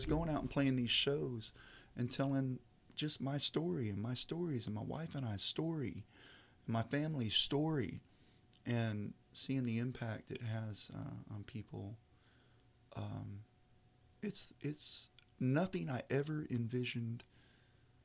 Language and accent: English; Kerrville, Texas, United States; also born or lived in Dallas area, Texas; now in Poetry, United States; I grew up in Kerrville